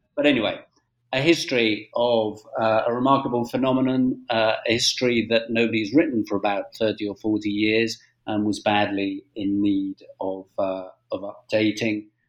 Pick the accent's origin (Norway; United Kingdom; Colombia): United Kingdom; moved away as an adult; now in Spain; I'm British born